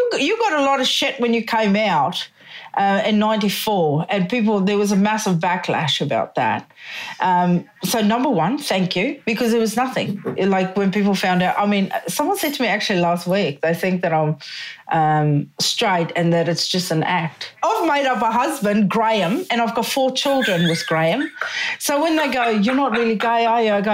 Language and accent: English; South Africa; moved away; I'm originally from South Africa